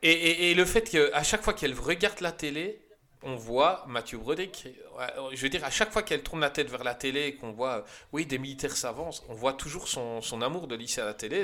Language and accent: French; Belgium; en tant que Belge